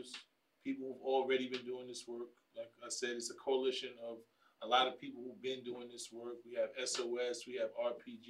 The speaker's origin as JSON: {"language": "English", "town": "New York City", "region": "New York", "country": "United States", "said": "I'm from the Bronx"}